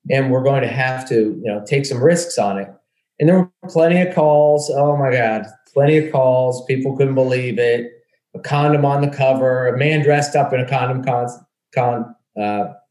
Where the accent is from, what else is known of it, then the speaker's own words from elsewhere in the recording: Dallas, Pennsylvania, United States; Dallas, Pennsylvania.